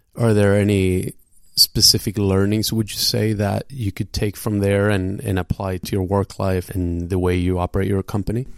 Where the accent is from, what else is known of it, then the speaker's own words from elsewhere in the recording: Gothenburg, Västra Götaland, Sweden; now in New York, United States; Today we are in your hometown, which also happens to be my hometown in, in Gothenburg